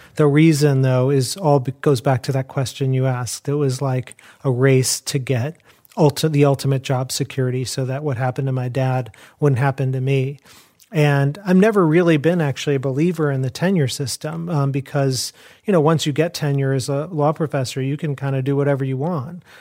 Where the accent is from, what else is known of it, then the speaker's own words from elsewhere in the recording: Chicago, Illinois, United States; I grew up in Chicago.